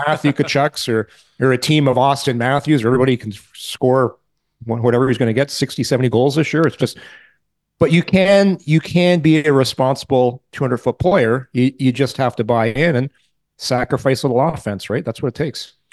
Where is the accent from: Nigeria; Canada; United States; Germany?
Canada; Ottawa, Ontario; I'm from Ottawa